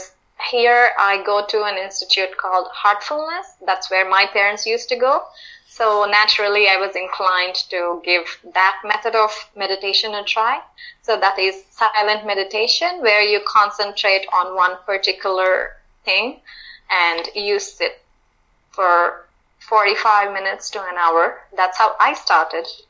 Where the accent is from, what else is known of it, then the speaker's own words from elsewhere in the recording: India; I'm from India